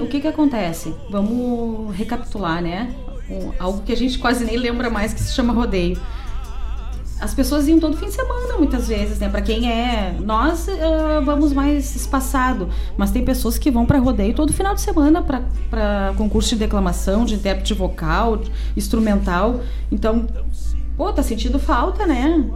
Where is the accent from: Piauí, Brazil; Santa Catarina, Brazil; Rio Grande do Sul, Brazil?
Rio Grande do Sul, Brazil; Gaúcho; somos bem gaúcho